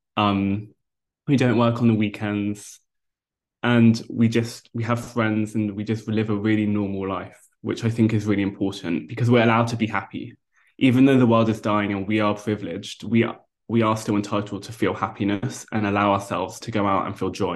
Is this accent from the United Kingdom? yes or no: yes; London, United Kingdom; I grew up in London as a vegetarian